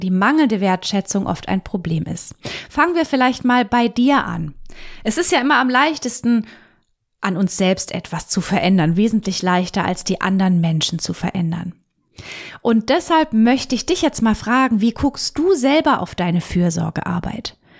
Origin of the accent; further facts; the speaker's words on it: Germany; bei uns in Deutschland